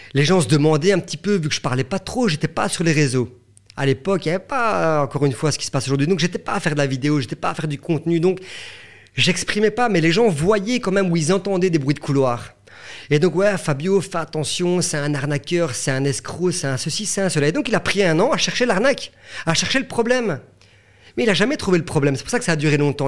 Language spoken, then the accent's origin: French; Belgium; chez nous en Belgique